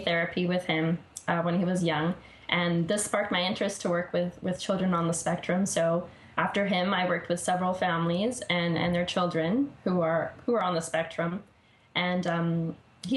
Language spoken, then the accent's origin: English; Vancouver, British Columbia, Canada; my hometown here in Vancouver